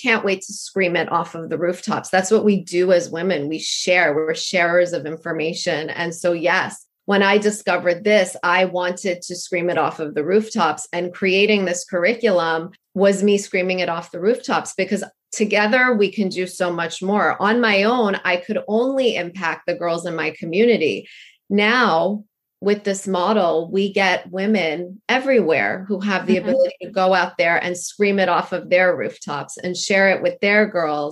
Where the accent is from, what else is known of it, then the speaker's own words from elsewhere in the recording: Canada; I'm from Canada